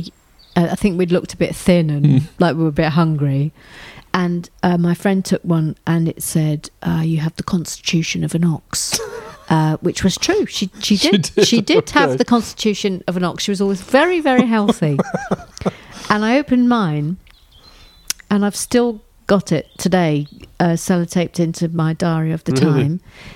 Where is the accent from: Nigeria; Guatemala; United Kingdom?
United Kingdom; England; We're English